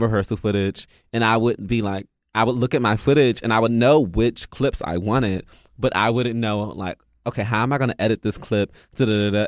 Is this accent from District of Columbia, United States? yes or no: yes; Washington, District of Columbia, United States; I'm from the D, I'm D M V, so we're just really, like, blunt